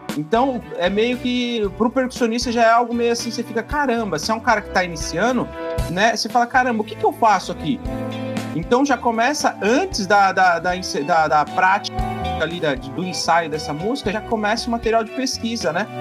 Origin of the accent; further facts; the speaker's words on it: Peruíbe, São Paulo, Brazil; sou aqui da cidade de Peruíbe